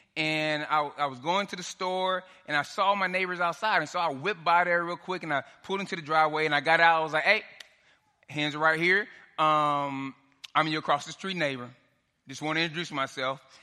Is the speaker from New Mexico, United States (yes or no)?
no; Dallas, Texas, United States; moved away; I'm from Dallas. I grew up in South Oak Cliff